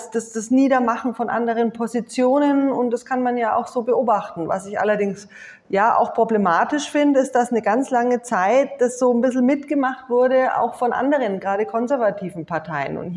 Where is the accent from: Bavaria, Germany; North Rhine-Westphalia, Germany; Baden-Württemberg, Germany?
Bavaria, Germany; Nuremberg; now in Munich, Germany; Den Ministerpräsidenten kenne ich jetzt eher ähm, aus meiner Heimatstadt Nürnberg, und wir laufen uns immer mal wieder über den Weg.